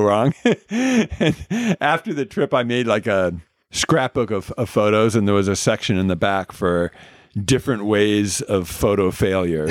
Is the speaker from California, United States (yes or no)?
yes; Southern California, United States; also born or lived in Oregon / Arizona; Grew up in Southern California